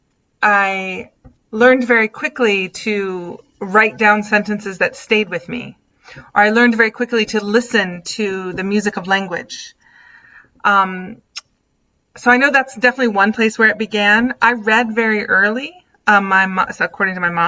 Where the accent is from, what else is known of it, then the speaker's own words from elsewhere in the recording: Southern Virginia, United States; I grew up in Southern Virginia